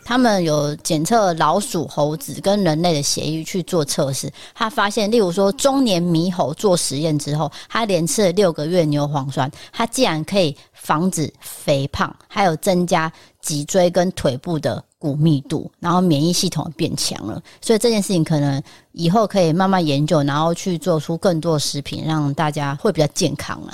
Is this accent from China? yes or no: no; Taiwan; 但是我们台湾人就可能不是啊